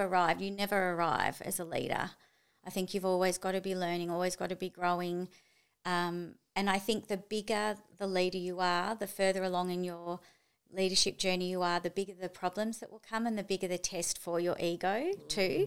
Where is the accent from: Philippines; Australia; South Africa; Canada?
Australia; Melbourne, Victoria; also born or lived in Japan / Chile / Tokyo; now in Gold Coast, Australia; I'm from Melbourne